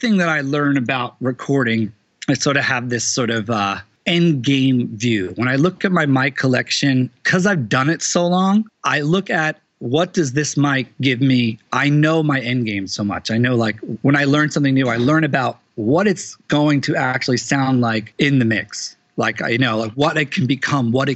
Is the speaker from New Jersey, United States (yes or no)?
yes; Teaneck, New Jersey, United States; my town, Teaneck, New Jersey